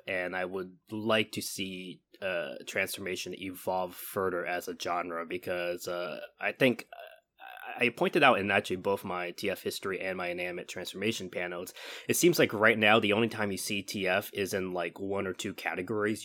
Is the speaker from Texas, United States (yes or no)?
no; California, United States; moved away as an adult; also born or lived in Baltimore; I'm originally from California. I went to Baltimore for, um, for university.